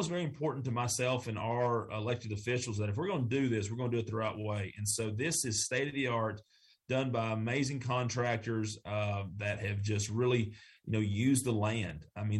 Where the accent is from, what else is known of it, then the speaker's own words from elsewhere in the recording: the South, United States; accent: Southern; I hope someone of my friends in New York City heard my Southern accent today.